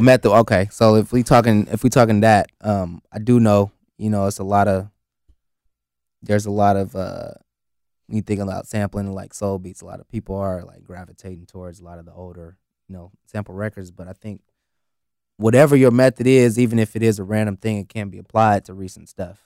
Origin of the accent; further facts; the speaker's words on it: the Bay Area, California, United States; growing up in the Bay